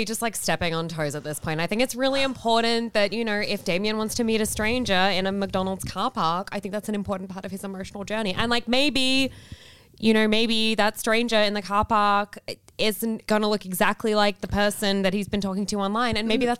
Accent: Dubbo, New South Wales, Australia; I'm just from Dubbo.

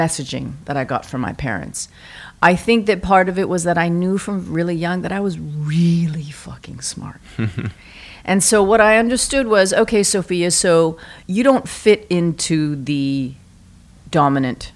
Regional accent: Vancouver, British Columbia, Canada; now in New York, United States; I am born and raised in Vancouver.

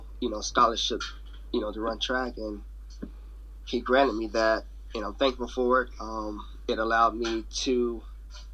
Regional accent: Fort Lauderdale, Florida, United States; also born or lived in Apopka, Florida; I didn't grow up in Apopka. I'm actually from Fort Lauderdale, Florida.

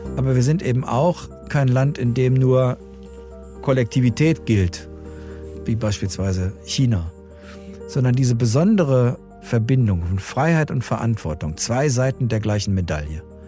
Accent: Germany; mein Heimatland Deutschland hat eine Menge zu bieten

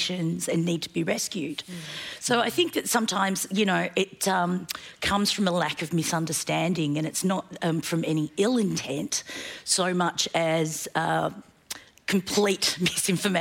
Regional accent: Australia; also born or lived in Korea; I was born in Korea and I migrated to Australia. Having studied and grown up in Australia

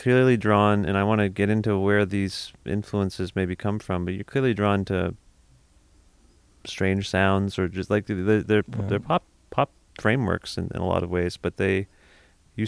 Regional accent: Cambridge, Ontario, Canada; moved away; I'm from Cambridge, Ontario, originally

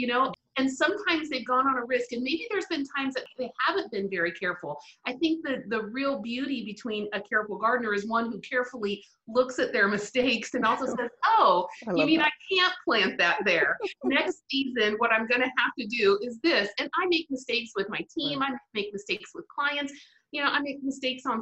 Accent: Spain; first language English; moved away; I actually grew up, my formative, my teen years, all in Spain

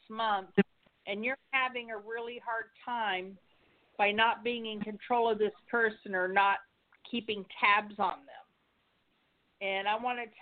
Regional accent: Pennsylvania, United States; now in Florida, United States; I'm from Pennsylvania

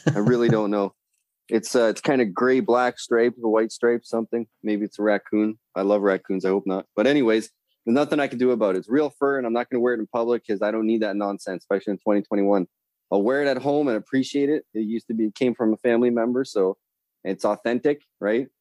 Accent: north of Toronto, Ontario, Canada

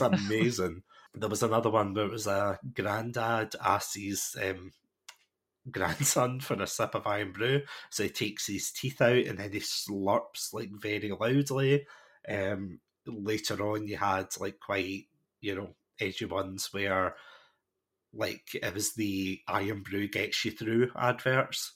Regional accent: Scotland, United Kingdom; I'm watching this as a Scottish person

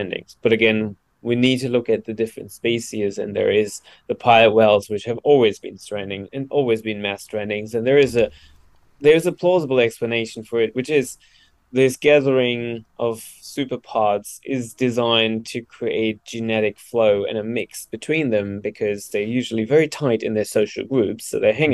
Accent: Germany; now in Australia; I'm originally from Germany

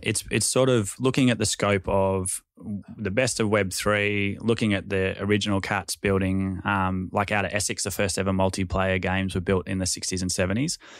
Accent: Sydney, New South Wales, Australia; we grew up in Balmain

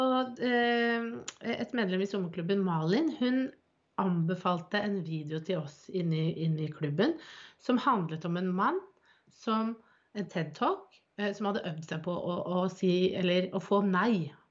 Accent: Bærum, Akershus, Norway; now in Drammen, Norway; der hvor jeg er fra, jeg er fra Bærum

